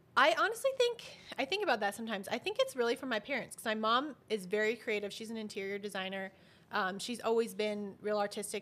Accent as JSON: {"language": "English", "town": "Albuquerque", "region": "New Mexico", "country": "United States", "tie": "born or raised there", "said": "I was born and raised here in Albuquerque, well, East Mountains, but Albuquerque"}